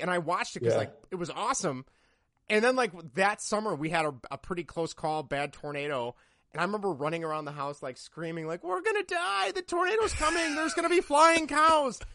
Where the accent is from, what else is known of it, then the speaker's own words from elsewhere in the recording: Midwest, United States; growing up in the Midwest